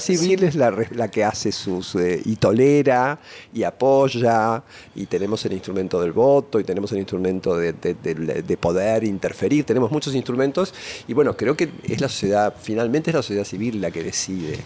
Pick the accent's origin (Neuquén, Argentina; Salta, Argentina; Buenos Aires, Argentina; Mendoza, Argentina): Buenos Aires, Argentina; nací en Córdoba y Esmeralda, pero en la calle, en, la plena ciudad de Buenos Aires. Ahí pasé mis primeros meses y después nos mudamos a un departamento que tenía de mi abuela en, en Caballito, en la calle Hidalgo y Rivadavia, donde enfrente había un cine el cine moreno, donde pasé toda mi infancia.